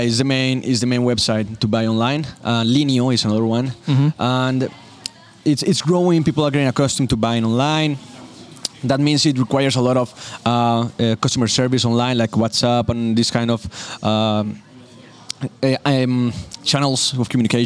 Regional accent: Manizales, Caldas, Colombia; It's a small city, really beautiful city with an awesome landscape. You can Google it. We have the best sunsets in the world. It's called Manizales.

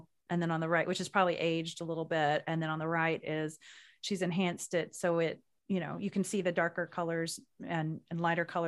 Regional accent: Oklahoma, United States; growing up in Oklahoma

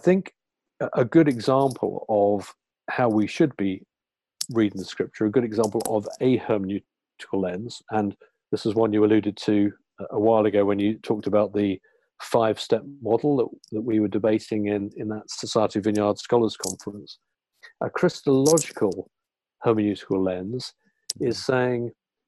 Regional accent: United Kingdom; our British background, our educational background

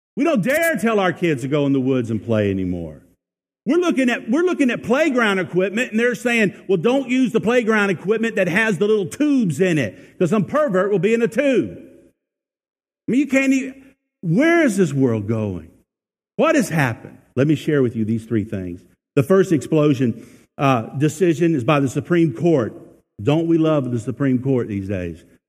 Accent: United States; I thank God I'm American

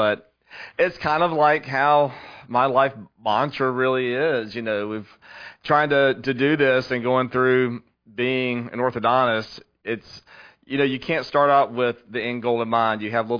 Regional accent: West Columbia, South Carolina, United States; So I grew up here in West Columbia, airport grad

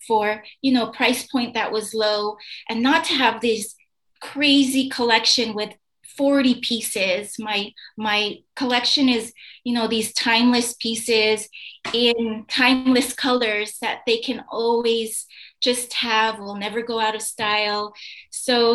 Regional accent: United States; now in Bali, Indonesia; I'm an American living on this island

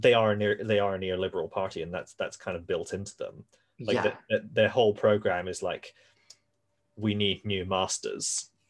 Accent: Glasgow, Scotland, United Kingdom; moved away; I grew up in the West End of Glasgow on one of the larger streets.

